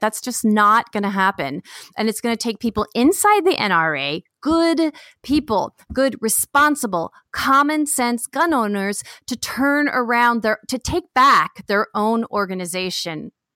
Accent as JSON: {"language": "English", "area": "Bay Area", "region": "California", "country": "United States", "moved": "yes", "said": "I'm from the Bay Area"}